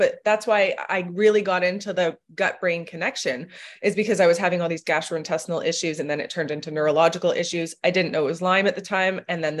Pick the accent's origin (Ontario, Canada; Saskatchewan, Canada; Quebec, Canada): Ontario, Canada; Toronto; I grew up in Toronto. I finished Western